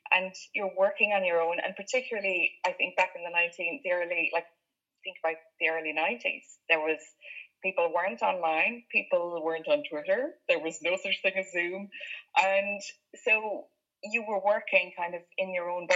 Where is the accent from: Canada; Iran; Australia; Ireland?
Ireland; County Limerick, Munster; now in North Cork, Ireland; I grew up in County Limerick